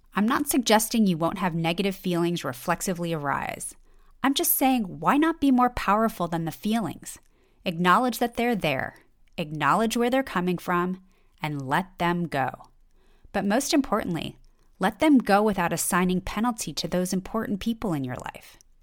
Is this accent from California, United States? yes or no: yes; Los Angeles, California, United States; I grew up in Los Angeles